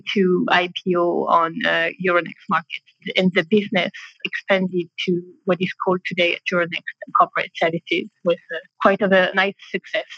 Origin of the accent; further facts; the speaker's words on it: Reims, Grand Est, France; English is a second language; also born or lived in London / Paris; I'm French, born and raised in Reims, near Paris